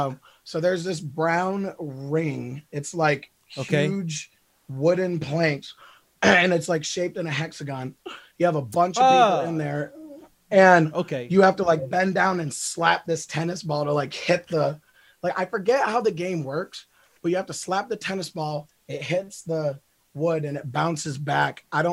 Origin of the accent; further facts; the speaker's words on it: Speculator, New York, United States; now in Lynchburg, United States; Upstate New York. It's a little, very, very small town called Speculator.